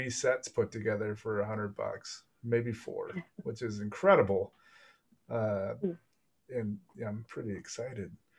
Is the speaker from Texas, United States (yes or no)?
yes; Texas, United States; moved away as an adult; now in Europe; I'm from Texas